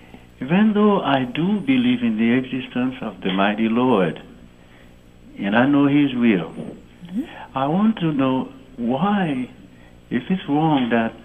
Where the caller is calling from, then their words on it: West Palm Beach, Florida, United States; Actually, I'm from West Palm Beach, Florida.